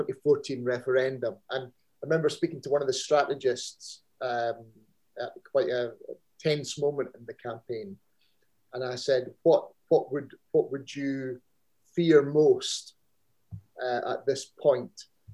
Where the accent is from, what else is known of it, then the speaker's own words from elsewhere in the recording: Scotland, United Kingdom; It's about how I see myself as a Scot.